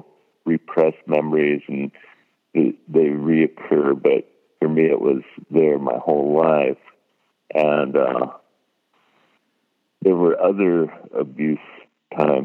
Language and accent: English; California, United States; I was born in California